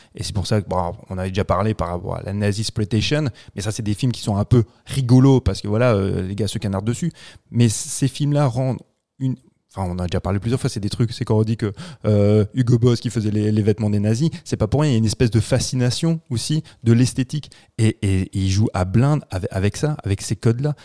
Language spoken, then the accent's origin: French; France; chez nous en France